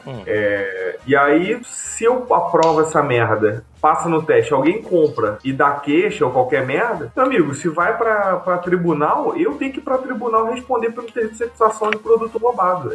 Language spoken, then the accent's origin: Portuguese; Brazil; now in Portugal; a gente é brasileiro